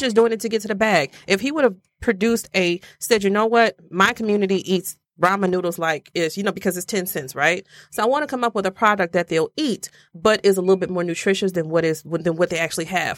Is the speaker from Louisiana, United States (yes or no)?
yes; Louisiana, United States; I'm from Louisiana